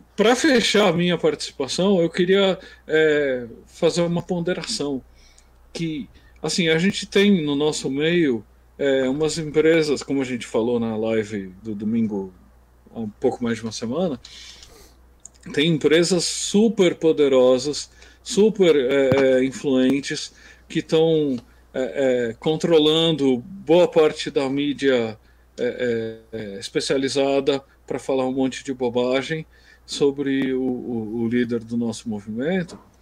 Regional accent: Brazil; A gente é brasileiro

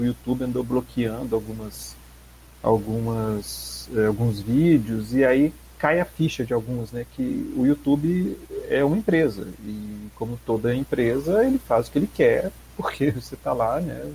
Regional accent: Belo Horizonte, Minas Gerais, Brazil; eu sou de Belo Horizonte

